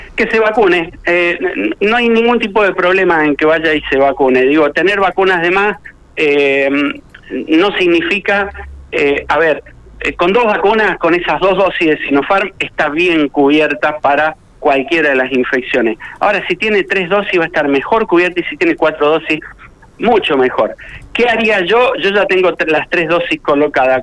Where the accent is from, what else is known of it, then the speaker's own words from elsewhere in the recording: Argentina; como argentino